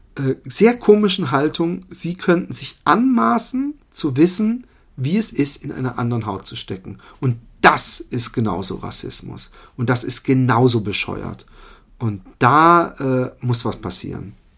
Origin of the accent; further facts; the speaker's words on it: Germany; accent: German; moved away; man muss meinen Akzent als Deutsch erkennen